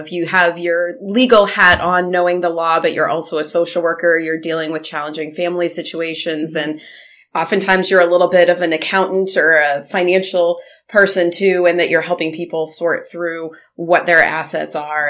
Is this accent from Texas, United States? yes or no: no; Southern Maine, United States; also born or lived in Bangor, Maine; I grew up in Southern Maine, and then when I graduated from law school, came up to the Bangor area to work and have been in this area since then.